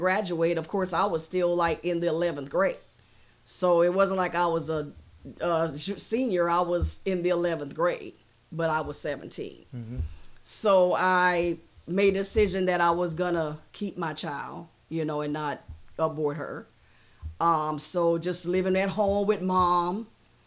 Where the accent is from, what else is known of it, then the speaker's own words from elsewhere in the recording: Kingston, Jamaica; moved away; I was born in Jamaica, raised in Jamaica, was there for, I say, a short period of time. I lived in a very poor Kingston, Trenchtown.